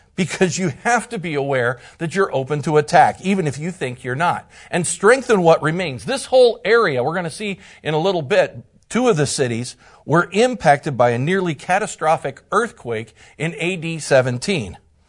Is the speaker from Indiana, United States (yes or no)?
yes; Indiana, United States; from Northern Indiana, one of the pastors, and it is just a joy to be here with you.